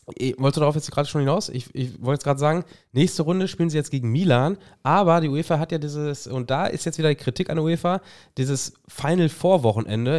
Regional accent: Germany; als Deutscher

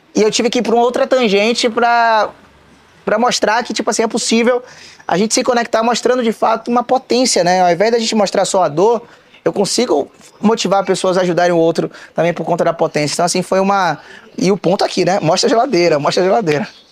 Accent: Salvador, Bahia, Brazil; Eu sou, sou um baiano, sou terapolitano, raiz

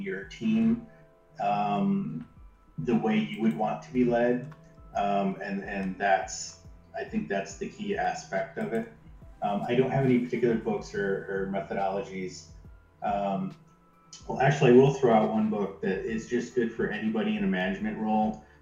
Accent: Jackson, Michigan, United States; my hometown, Jackson, Michigan

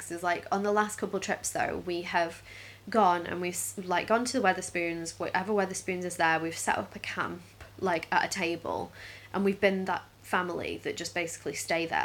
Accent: Stoke-on-Trent, West Midlands, United Kingdom; which we're from Stoke

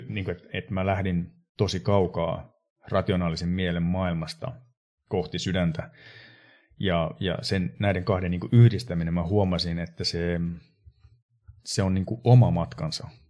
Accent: Sodankylä, Lapland, Finland; mä oon Sodankylästä kotoisin. Eli mä edustan niin Pohjois-Suomea ihan selkeästi tässä kuviossa.

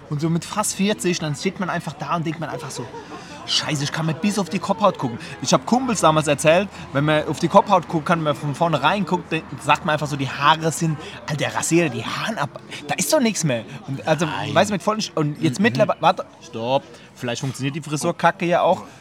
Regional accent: Bavaria, Germany; und der eine hört, wir sind aus Bayern, der kommt aus Nordrhein-Westfalen, der ist direkt abgesprungen.

